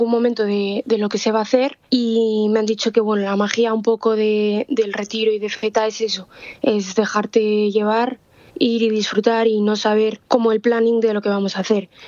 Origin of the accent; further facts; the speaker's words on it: Madrid, Community of Madrid, Spain; eh, tengo 20 años y bueno, soy del sur de Madrid.